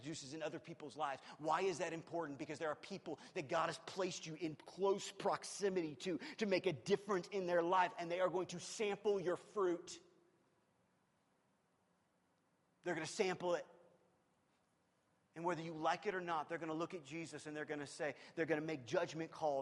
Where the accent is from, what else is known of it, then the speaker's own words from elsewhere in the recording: Midwest, United States; moved away; I'm not from here. I'm from the Midwest